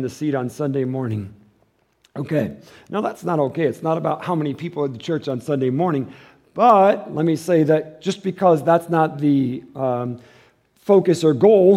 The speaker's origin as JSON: {"language": "English", "town": "Detroit", "region": "Michigan", "country": "United States", "said": "I'm from Detroit"}